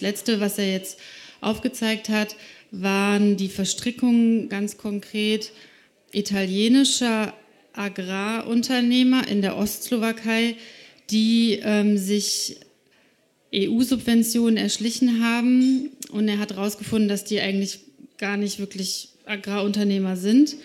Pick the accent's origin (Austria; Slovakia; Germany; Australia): Slovakia; moved away; Ich bin selber gebürtige Slowakin, also ich bin in dem Land geboren